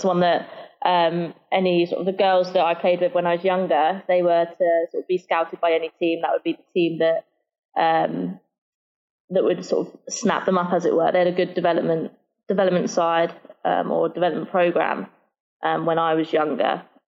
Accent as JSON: {"language": "English", "town": "Camberley", "region": "South East England", "country": "United Kingdom", "tie": "born or raised there", "also_born_or_lived": "Winchester", "moved": "as an adult", "lives_now": "Southampton, United Kingdom", "said": "So I'm originally from a town called Camberley, which is about an hour south of London. And I sort of grew up there with my two sisters and brother, and obviously mum and dad."}